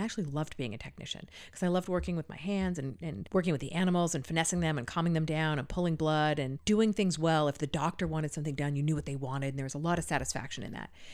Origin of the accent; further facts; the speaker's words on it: California, United States; moved away; I'm from California originally